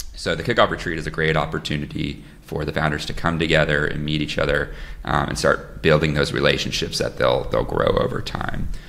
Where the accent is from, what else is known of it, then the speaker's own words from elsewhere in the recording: Lisbon, Portugal; my hometown, Lisbon.